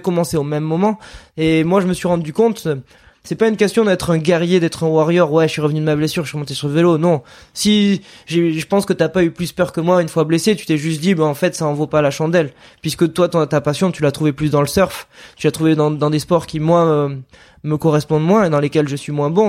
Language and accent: French; Landes, Nouvelle-Aquitaine, France; on vient des Landes